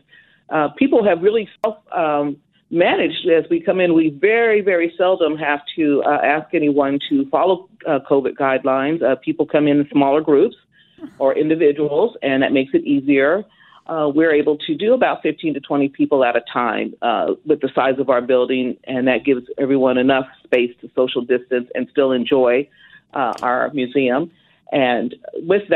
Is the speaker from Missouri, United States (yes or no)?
no; Wichita, Kansas, United States; Pretty much from Wichita